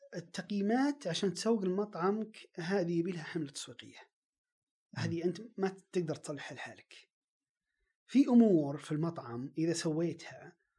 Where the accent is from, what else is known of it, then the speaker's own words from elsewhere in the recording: Riyadh, Riyadh Province, Saudi Arabia; عندنا في الرياض